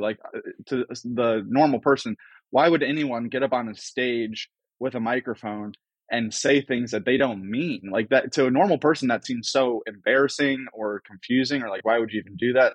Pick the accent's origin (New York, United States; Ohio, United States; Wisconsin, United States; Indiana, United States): Ohio, United States; Cleveland; I grew up in Cleveland